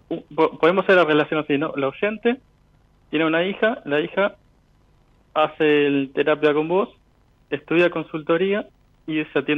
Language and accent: Spanish; Venado Tuerto, Santa Fe, Argentina; Eh, mira, yo soy, nací en Canal, viví en Nado Tuerto y ahora estoy viviendo al sur de Córdoba.